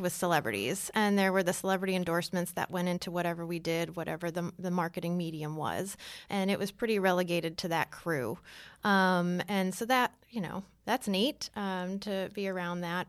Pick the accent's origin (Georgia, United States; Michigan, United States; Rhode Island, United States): Michigan, United States; Detroit; moved away as an adult; also born or lived in San Francisco / Los Angeles / New York; now in Atlanta, United States; I grew up in Detroit, so I started there.